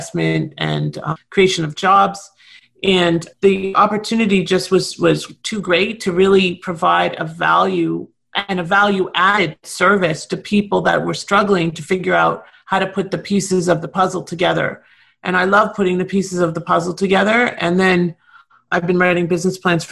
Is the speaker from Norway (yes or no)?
no; Toronto, Ontario, Canada; now in South Florida, United States; I'm originally from Toronto, the city of lockdown. And I now live in South Florida